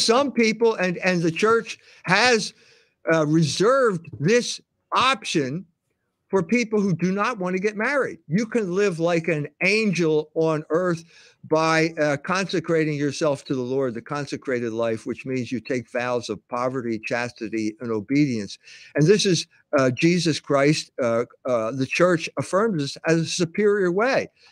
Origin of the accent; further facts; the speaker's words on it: Philadelphia, Pennsylvania, United States; born and raised in Philadelphia